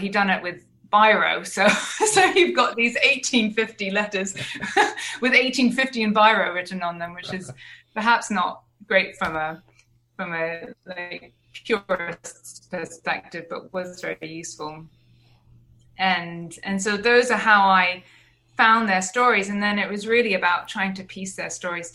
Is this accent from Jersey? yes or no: yes; Jersey; I grew up in Jersey